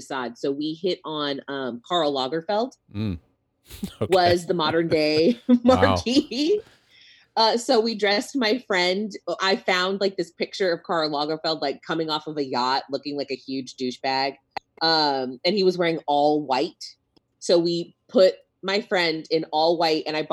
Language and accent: English; Corpus Christi, Texas, United States; I grew up in Corpus Christi, which is very like Washington Heights.